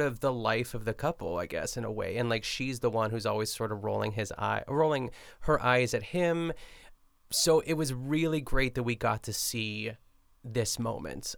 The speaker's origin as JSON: {"language": "English", "town": "Pittsburgh", "region": "Pennsylvania", "country": "United States", "tie": "born or raised there", "moved": "yes", "said": "I'm still in Pittsburgh"}